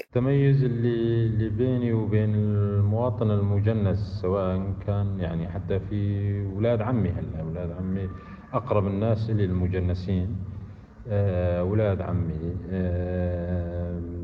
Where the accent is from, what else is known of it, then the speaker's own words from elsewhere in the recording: Syria; أنا مواطن سوري. يعني شخص ولد في سوريا وأبي ولد في سوريا.